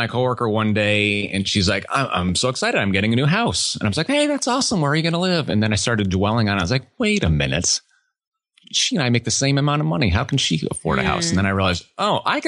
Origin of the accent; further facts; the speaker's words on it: New England, United States; moved away as an adult; also born or lived in Georgia; now in Texas, United States; I grew up in New England, small country town